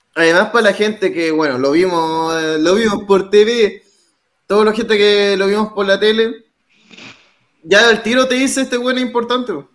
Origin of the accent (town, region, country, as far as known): Chile